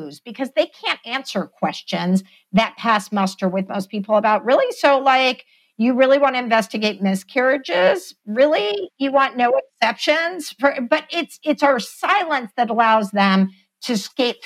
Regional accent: Texas, United States; my home state of Texas

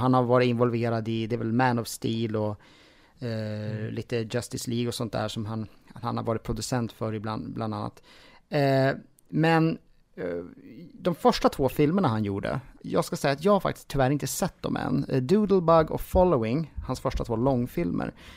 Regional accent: Jämtland, Sweden; moved away; jag kommer från Jämtland ursprungligen och jag har faktiskt flyttat tillbaka dit nu

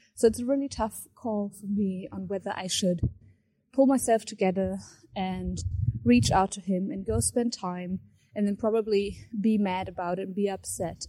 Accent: Germany; I'm twenty-four years old and I'm from Germany.

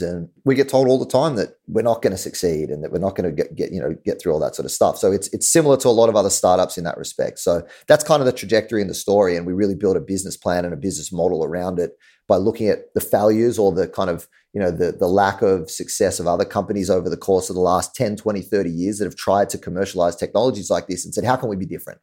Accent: Australia; moved away as an adult; now in New York, United States; I'm from Australia, um, so definitely not New York.

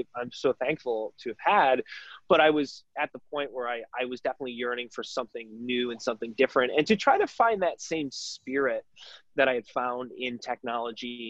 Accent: Detroit, Michigan, United States; moved away as an adult; also born or lived in Chicago; I'm originally from Detroit.

